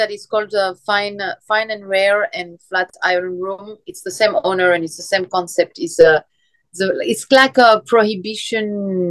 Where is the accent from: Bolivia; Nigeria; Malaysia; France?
France; Paris, Île-de-France; born there; English is a second language; moved away as an adult; also born or lived in Tel Aviv, Israel / London / Brazil; I was born in France, yeah. And then my parents moved when I was little for like 10 years to Tel Aviv. Uh-huh. And we moved back to France for another 15 years and back to Israel, where my family stayed.